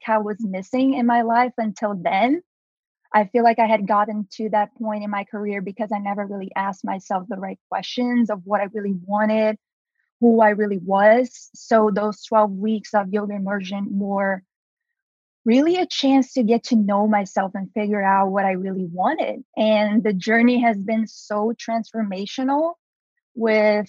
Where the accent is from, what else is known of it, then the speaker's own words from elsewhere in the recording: Brazil; English is a second language; moved away as an adult; now in United States; I am from Brazil originally, if you notice my accent, and I moved to the US to go to college